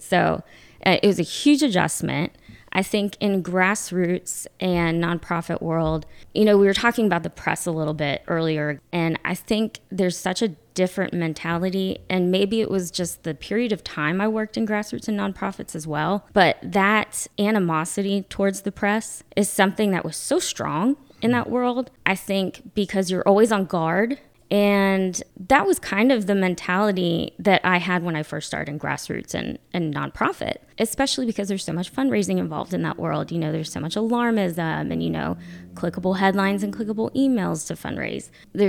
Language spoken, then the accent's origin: English; the South, United States; now in North Carolina, United States; I married my husband in DC, and then we both came to North Carolina because we're both from the South.